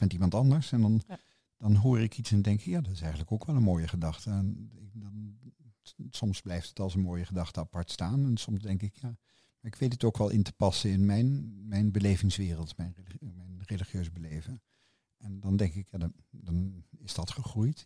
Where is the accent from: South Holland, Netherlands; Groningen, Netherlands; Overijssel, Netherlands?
South Holland, Netherlands; The Hague; moved away as an adult; now in Rotterdam, Netherlands; Ik ben geboren in Den Haag in 1952 op de Dennenweg